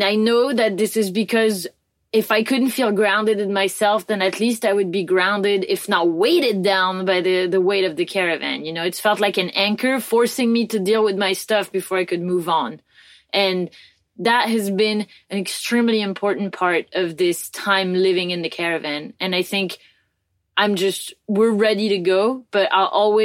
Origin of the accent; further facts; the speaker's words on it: France; moved away; we came back to France. Like, we could have settled down somewhere else, but we came back to my home country